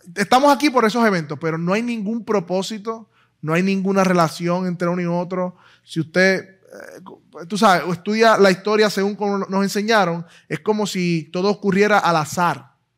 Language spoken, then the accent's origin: Spanish; Puerto Rico; Puerto Rico es, un país bien extraño, en el sentido de que, pues, no, somos o no somos americanos, no lo sé. si tenemos la ciudadanía, pero somos boricos, hablamos español, hablamos inglés